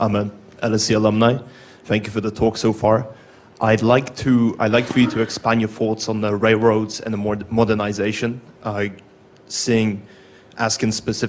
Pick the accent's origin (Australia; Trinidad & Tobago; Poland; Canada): Poland; I'm from Poland